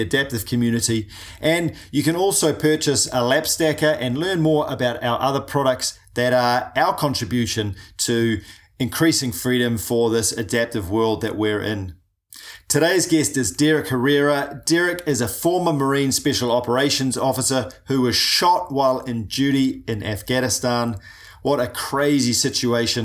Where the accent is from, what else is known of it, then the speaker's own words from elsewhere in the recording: New Zealand; I'm a paraplegic from New Zealand